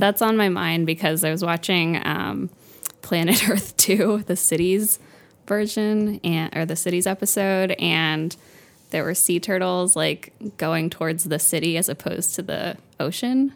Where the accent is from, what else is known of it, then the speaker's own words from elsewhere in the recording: Fort Lauderdale, Florida, United States; also born or lived in Pompano Beach, Florida; I'm from Florida